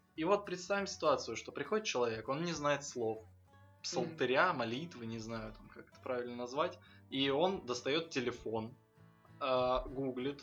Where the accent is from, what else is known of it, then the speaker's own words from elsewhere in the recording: Donetsk, Donetsk Oblast, Ukraine; moved away; я э, родом из Донецка